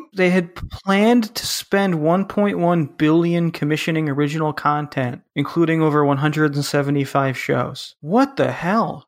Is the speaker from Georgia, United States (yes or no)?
no; Chicago, Illinois, United States; I'm from Chicago